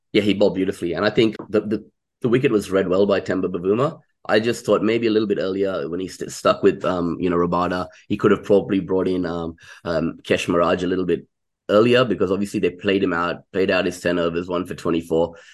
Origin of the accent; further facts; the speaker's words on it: Chennai, Tamil Nadu, India; moved away; I'm originally from Chennai or Madras